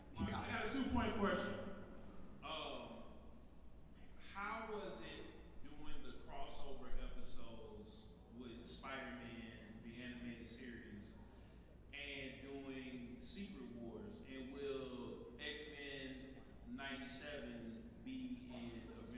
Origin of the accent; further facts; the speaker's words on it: Pakistan; I'm from Pakistan.